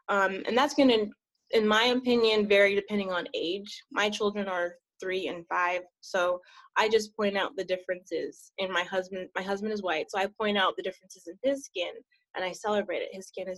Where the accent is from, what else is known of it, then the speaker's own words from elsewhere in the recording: Maryland, United States; Well, I didn't grow up here. I'm actually an Army brat. Most of my childhood, I grew up in Maryland